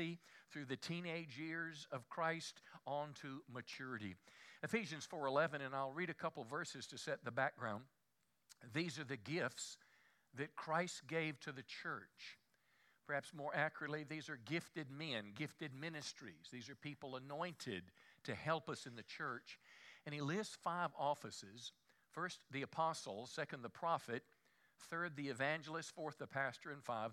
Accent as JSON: {"language": "English", "region": "the Bible Belt", "country": "United States", "tie": "born or raised there", "said": "I was raised in America. I was raised in the Bible Belt."}